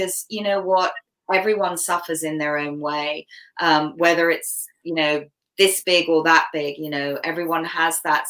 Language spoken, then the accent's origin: English; Canada; first language English; my native language is English because I was born in Canada. I was brought up here.